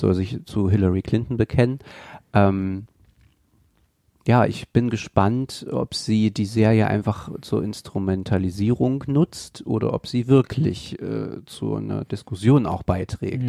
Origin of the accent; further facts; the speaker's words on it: eastern Germany, Germany; now in Mainz, Germany; Ich komme ja aus dem Osten Deutschlands